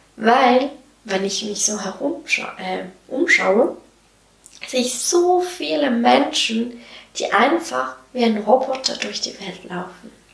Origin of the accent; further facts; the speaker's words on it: Switzerland; Wie du wahrscheinlich hörst, komme ich aus der Schweiz